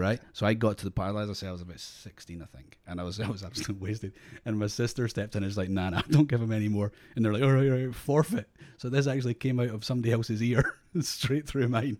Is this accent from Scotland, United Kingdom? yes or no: yes; Scotland, United Kingdom; now in Australia; I'm Scottish, but we're in Australia